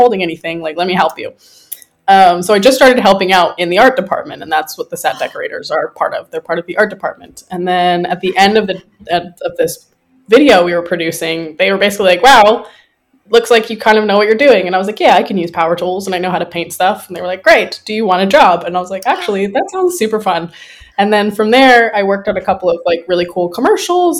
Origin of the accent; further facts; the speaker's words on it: Lethbridge, Alberta, Canada; moved away as an adult; also born or lived in California / Taiwan; now in Vancouver, Canada; So I'm Canadian originally. I grew up in Lethbridge, Alberta